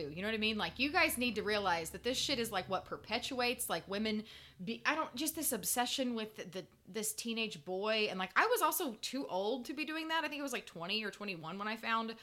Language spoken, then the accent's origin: English; Indiana, United States; I am from Indiana. I am from a middle-class white family